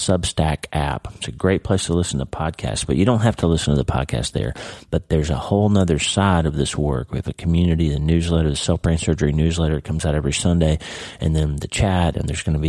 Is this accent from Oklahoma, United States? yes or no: yes; Oklahoma, United States; moved away; I'm from Oklahoma, right? I grew up in Oklahoma.